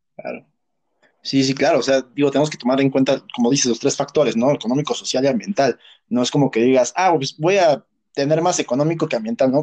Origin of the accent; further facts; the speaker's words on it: Texcoco, State of Mexico, Mexico; yo no soy de la Ciudad de México, yo soy de Texcoco